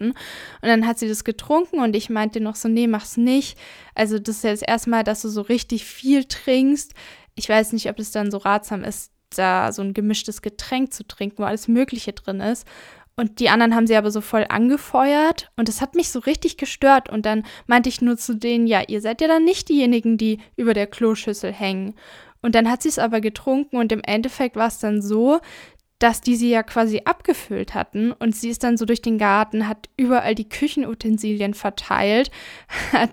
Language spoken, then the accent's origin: German; Southern Germany, Germany; wie gesagt, ich komme ja aus Süddeutschland von den Bergen